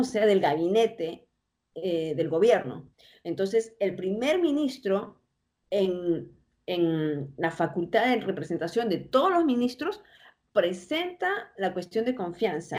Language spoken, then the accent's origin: Spanish; Peru; now in United States; siendo yo peruana, pero viviendo en el extranjero